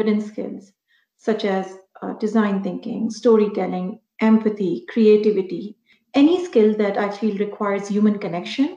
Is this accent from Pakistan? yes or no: yes; Pakistan; moved away as an adult; now in Canada; back home in Pakistan. So I was there for 6 years with PwC Pakistan. And then when I immigrated to Canada in 2010